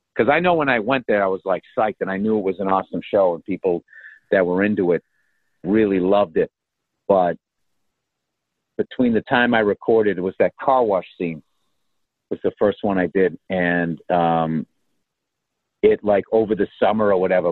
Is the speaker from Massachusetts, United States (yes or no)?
yes; Boston, Massachusetts, United States; accent: Boston; my Boston accent